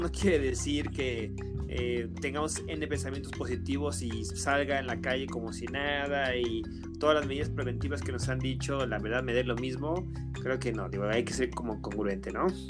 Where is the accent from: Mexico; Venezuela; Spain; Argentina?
Mexico; como mexicanos, como población